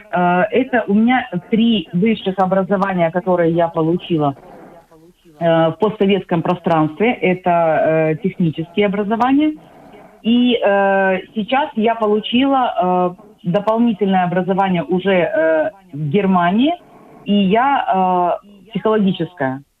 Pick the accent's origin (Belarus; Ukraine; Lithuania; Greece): Ukraine; Odesa, Odesa Oblast; moved away as an adult; now in Sweden; Э, когда я уезжала из Одессы, на тот момент у меня уже было